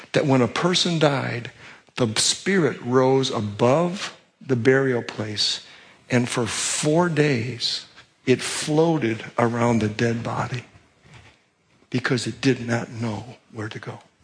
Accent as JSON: {"language": "English", "town": "Paramount", "region": "California", "country": "United States", "said": "I am from Paramount, California"}